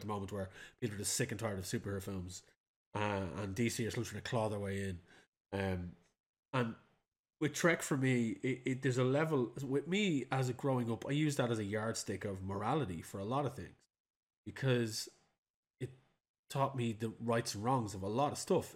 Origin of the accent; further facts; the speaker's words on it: Ireland; as an Irishman